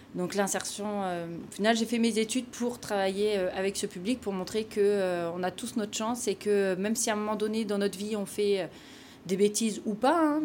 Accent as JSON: {"language": "French", "area": "Picardy", "region": "Hauts-de-France", "country": "France", "also_born_or_lived": "Amiens / Montpellier", "moved": "as an adult", "lives_now": "Vitrolles, France", "said": "je suis picarde, vive la Picardie"}